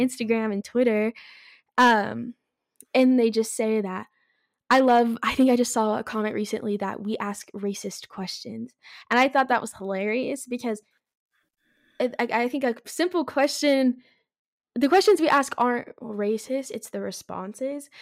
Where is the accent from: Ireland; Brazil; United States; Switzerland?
United States; California; moved away as an adult; I'm from California originally.